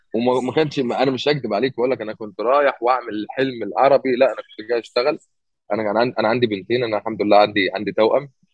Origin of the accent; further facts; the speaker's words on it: Egypt; moved away as an adult; now in United States; انا من مصر